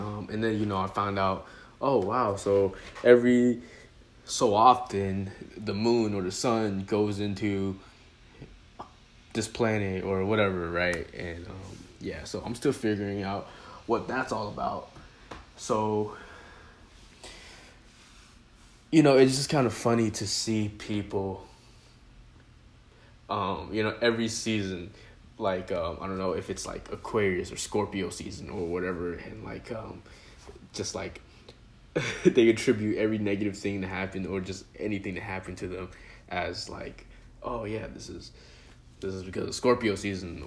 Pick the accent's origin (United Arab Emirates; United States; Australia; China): China; moved away; when I was born, when I was in China, and talking about my grandparents and just the people I grew up with in China